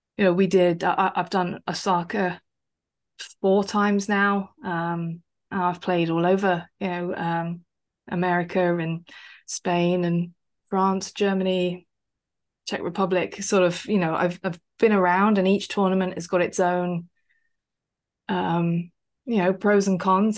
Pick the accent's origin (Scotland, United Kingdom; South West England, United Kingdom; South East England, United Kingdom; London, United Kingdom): South East England, United Kingdom; West Sussex; I grew up in West Sussex, not too far away from Brighton